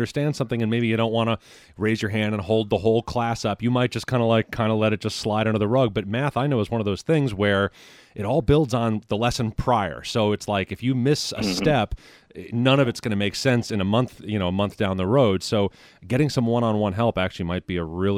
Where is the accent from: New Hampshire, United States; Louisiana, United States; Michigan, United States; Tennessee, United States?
New Hampshire, United States; moved away; I grew up in New Hampshire